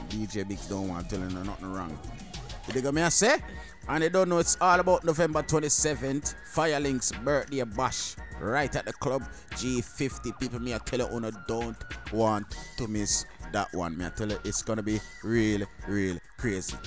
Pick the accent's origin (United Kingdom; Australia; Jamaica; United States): Jamaica; I'm Jamaican